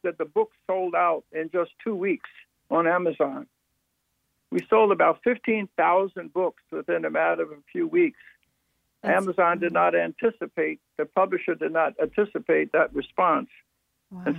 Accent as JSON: {"language": "English", "town": "Philadelphia", "region": "Pennsylvania", "country": "United States", "tie": "born or raised there", "said": "I was born in South Philadelphia during the Depression, during segregation, but we lived in a close-knit blue-collar neighborhood"}